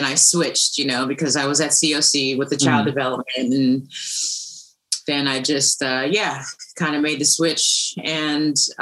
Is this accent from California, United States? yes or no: yes; Los Angeles, California, United States; I'm growing up in the San Fernando Valley